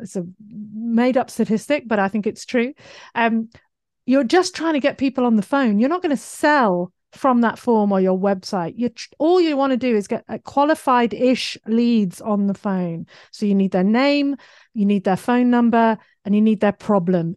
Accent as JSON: {"language": "English", "country": "United Kingdom", "accent": "British", "moved": "yes", "lives_now": "Australia", "said": "my British accent"}